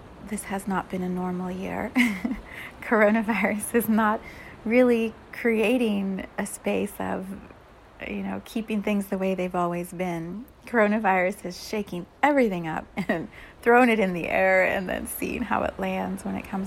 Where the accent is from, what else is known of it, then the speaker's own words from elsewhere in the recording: United States; we as an American community